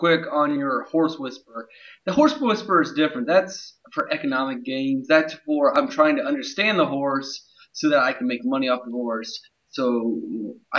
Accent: Ohio, United States; now in North Carolina, United States; I'm more in like the Piedmont of Ohio, the rolling foothills, the French say, Piedmont. I went from the Piedmont of Ohio to the Piedmont of North Carolina.

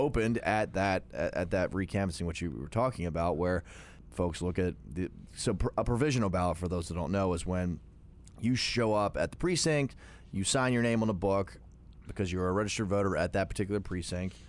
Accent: Jefferson, Pennsylvania, United States; I grew up in Southern New York County, grew up in Jefferson

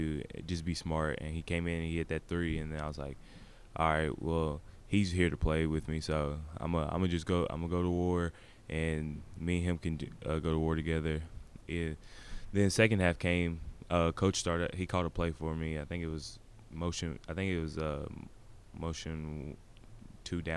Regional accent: Bowling Green, Kentucky, United States; also born or lived in Nashville, Tennessee; was born in Nashville, and I moved up here. I moved up to Bowling Green when I was two.

